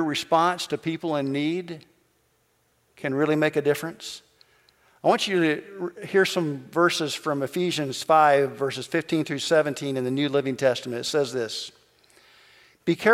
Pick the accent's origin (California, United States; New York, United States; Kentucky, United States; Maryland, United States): Kentucky, United States; moved away; I'm from Kentucky